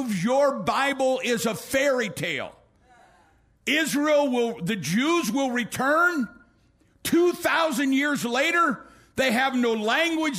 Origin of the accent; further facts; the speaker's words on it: United States; I'm an American.